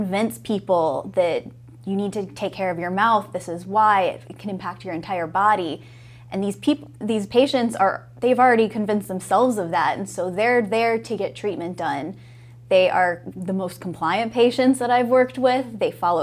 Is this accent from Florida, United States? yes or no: yes; Florida, United States; also born or lived in Ohio / New York; now in Viera, United States; I'm from Florida, I'm a Florida native